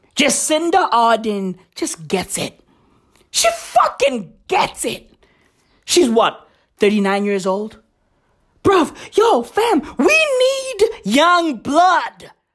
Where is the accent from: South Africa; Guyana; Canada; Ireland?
South Africa; Johannesburg, Gauteng; I grew up in Johannesburg